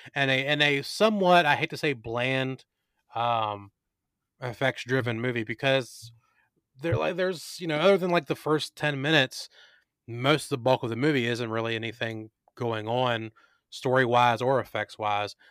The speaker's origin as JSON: {"language": "English", "town": "Luray", "region": "Virginia", "country": "United States", "tie": "born or raised there", "said": "here in Luray, my hometown."}